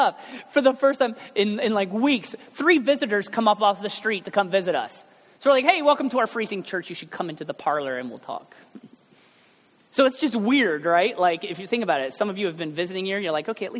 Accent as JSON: {"language": "English", "country": "United States", "said": "I'm only from America"}